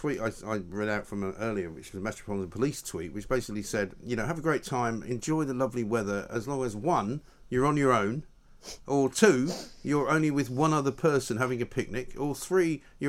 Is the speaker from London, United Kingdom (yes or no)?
yes; London, United Kingdom; moved away as an adult; also born or lived in America; Well, because I grew up in London, right? So I never learned to drive when I was in London. I never needed to. Went everywhere on the tube.